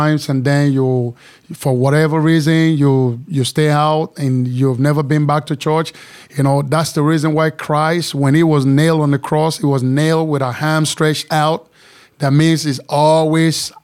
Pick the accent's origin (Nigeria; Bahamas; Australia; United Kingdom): Nigeria; moved away as an adult; also born or lived in Chicago / New York; now in Texas, United States; I am from Nigeria